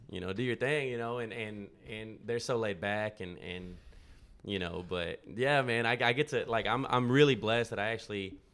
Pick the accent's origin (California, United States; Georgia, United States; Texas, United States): Texas, United States; now in Nashville, United States; Yeah, that was that was growing up in Texas, man, and and then uh, Berklee was cold, man, and and I, it was expensive, and so I was like, let's go to Nashville, and that's how I ended up in Nashville, you know.